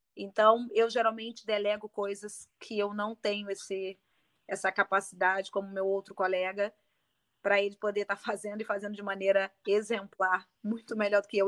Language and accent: Portuguese; Rio de Janeiro, Brazil; accent: carioca; moved away as an adult; now in Berlin, Germany; Eu sou carioca, carioca, olha o sotaque